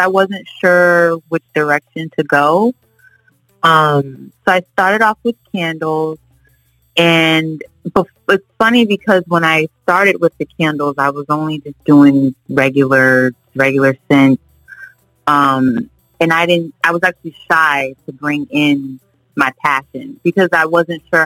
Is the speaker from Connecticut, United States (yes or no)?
yes; Connecticut, United States; now in Florida, United States; I'm originally from Connecticut. We moved here to Florida, me and my family, quite some time ago